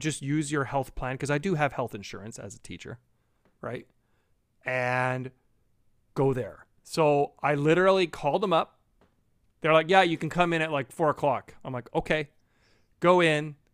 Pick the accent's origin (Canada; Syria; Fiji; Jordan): Canada; being Canadian